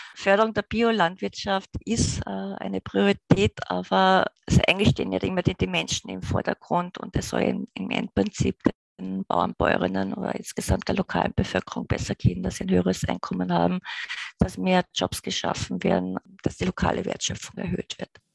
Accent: Austria; wir als Österreicher

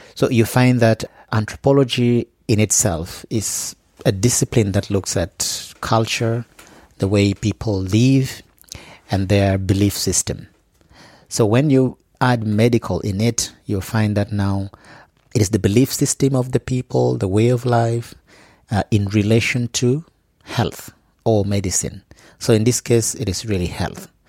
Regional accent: Gulu, Northern Region, Uganda; I come from Gulu.

